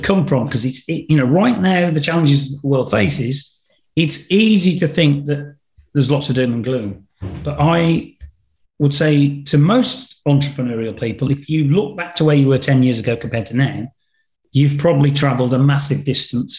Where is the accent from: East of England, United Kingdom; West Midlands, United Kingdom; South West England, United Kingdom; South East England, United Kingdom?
West Midlands, United Kingdom; Black Country; accent: Black Country; my regional accent from the Black Country